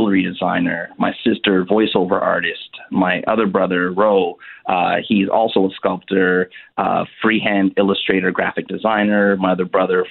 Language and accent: English; Canada; my family originally are from Haiti. I was born here in Canada